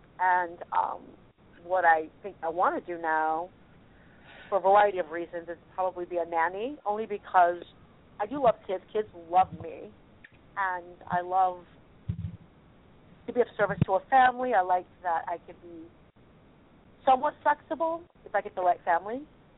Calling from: California, United States; … from California.

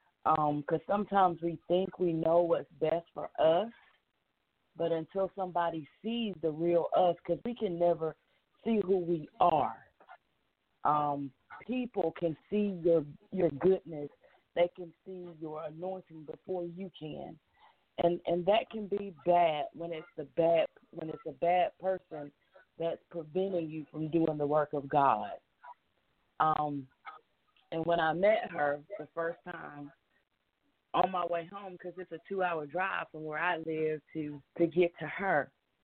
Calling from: Monroe, Georgia, United States; I'm calling from Monroe, Georgia.

